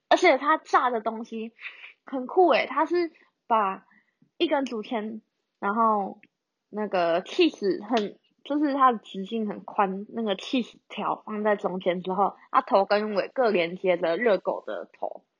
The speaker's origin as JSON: {"language": "Chinese", "country": "Taiwan", "said": "香港人也说我是马来西亚人，马来西亚人也问我是不是马来西亚人。啊，就然后台湾人之前也有人问我说，你是不是外籍生？我真的头很痛。我就说，呃，我不是，就是台湾人，只是发音不清楚。"}